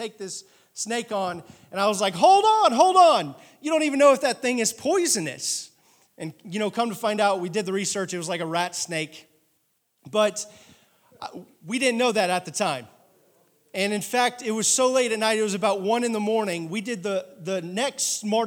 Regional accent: Oklahoma City, Oklahoma, United States; also born or lived in Adair, Oklahoma; I am a city boy. I'm from Oklahoma City

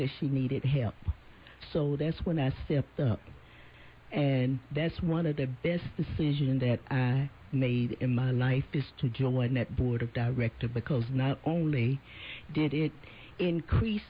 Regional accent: Alabama, United States; moved away; where I grew up from in Alabama

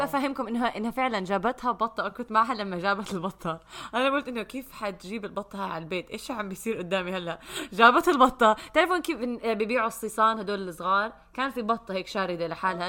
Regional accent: Jordan; also born or lived in Kuwait; عندنا بالاردن

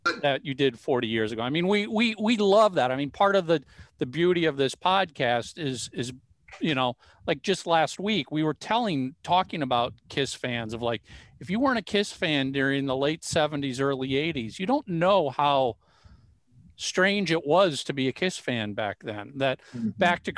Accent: Bloomington, Minnesota, United States; I grew up in Bloomington. So I went to high school at Thomas Jefferson.

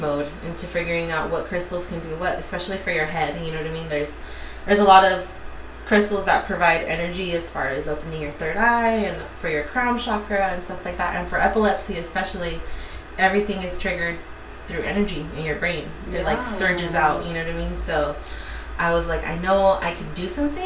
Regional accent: Chula Vista, California, United States; also born or lived in San Diego, California; I grew up, born and raised in Chula Vista

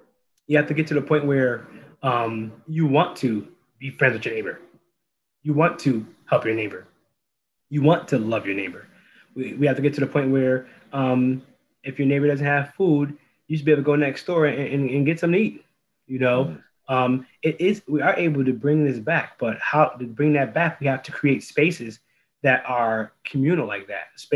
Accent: New Haven, Connecticut, United States; born or raised there

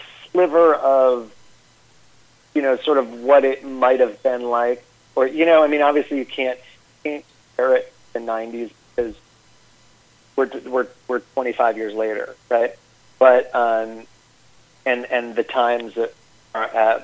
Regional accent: Albany, New York, United States; I grew up in Albany, New York

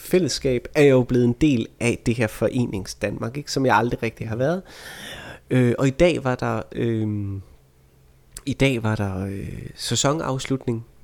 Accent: Vejle, Southern Denmark, Denmark; jeg er fra Vejle

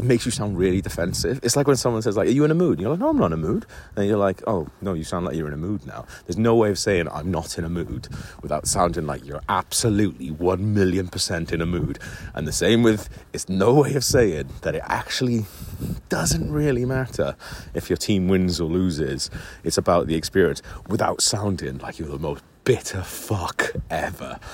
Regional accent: Wales, United Kingdom; moved away as an adult; now in London, United Kingdom; Well, I'm from Wales, but I've lived in London for 15 years.

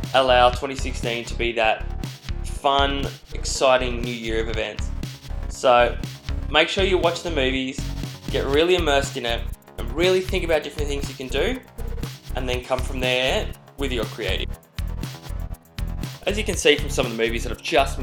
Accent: Australia; accent: Australian; now in New York, United States; As you can probably tell by my accent, I'm not a New Yorker, I am an Aussie.

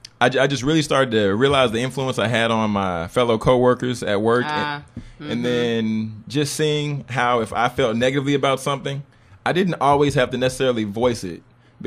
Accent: Baton Rouge, Louisiana, United States; I am originally from Baton Rouge, Louisiana.

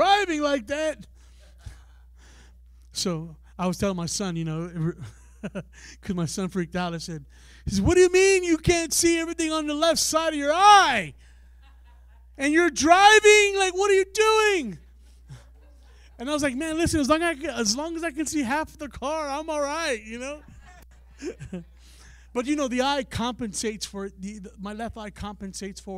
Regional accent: San Antonio, Texas, United States; now in Ohio, United States; we're from San Antonio, Texas, originally, you know, so we come all the way to Ohio

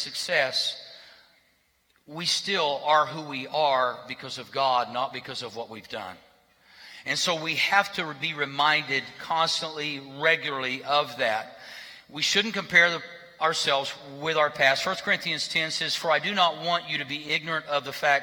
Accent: Berry Hill, United States; grew up in Berry Hill

